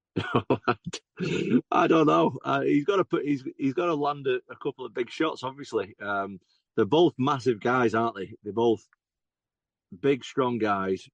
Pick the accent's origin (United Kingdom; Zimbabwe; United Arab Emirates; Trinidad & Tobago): United Kingdom; England; I'm obviously an English guy